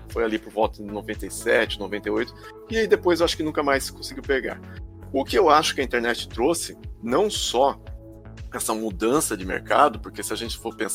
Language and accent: Portuguese; interior of São Paulo, Brazil; eu não sou de São Paulo. Eu não sou da capital. Sim. Tá? Eu sou do interior.